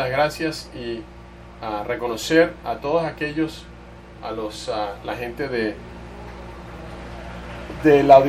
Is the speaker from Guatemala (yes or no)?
no; Texas, United States; soy de, Texas, de Texas y eh, es verdad, toda la gente, eh, las, cosas, las cosas son bien grandes en Texas, yo, yo allá soy un hombre pequeño